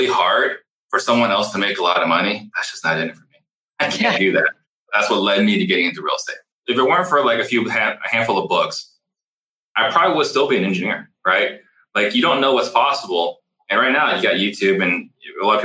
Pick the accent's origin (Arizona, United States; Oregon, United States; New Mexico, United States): Arizona, United States; Tempe; also born or lived in Italy; the mobile home park I grew up in Tempe